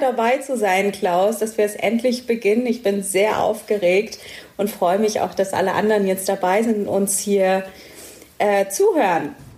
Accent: Stuttgart, Baden-Württemberg, Germany; ich komme aus Stuttgart

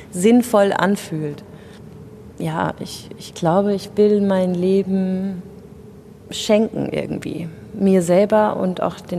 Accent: Rhineland-Palatinate, Germany; Die wohnt nämlich noch in der schönen Pfalz, wo ich herkomme.

